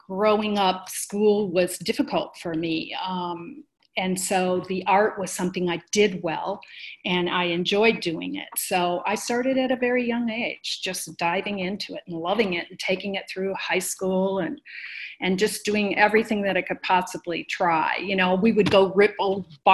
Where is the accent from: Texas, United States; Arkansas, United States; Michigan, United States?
Michigan, United States; a suburb outside of Detroit; moved away as an adult; now in Colorado, United States; I grew up in Michigan, a suburb outside of Detroit